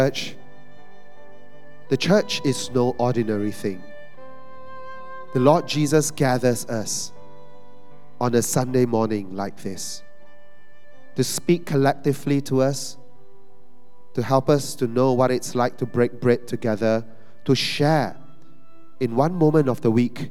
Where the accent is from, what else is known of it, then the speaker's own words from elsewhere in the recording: Malaysia; we're Malaysian Chinese